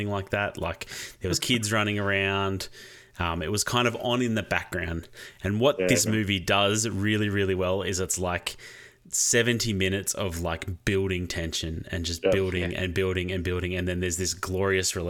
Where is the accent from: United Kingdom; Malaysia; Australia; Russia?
Australia; As an Australian